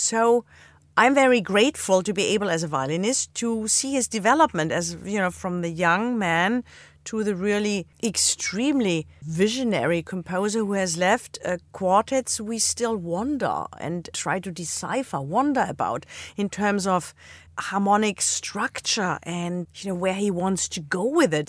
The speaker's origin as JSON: {"language": "English", "area": "Black Forest", "region": "Baden-Württemberg", "country": "Germany", "tie": "born or raised there", "moved": "yes", "said": "I grew up in the Black Forest"}